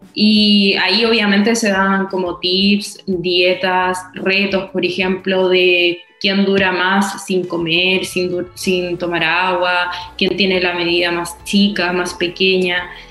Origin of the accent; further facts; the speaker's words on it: Concepción, Biobío, Chile; soy de Conce y te tratan mal por eso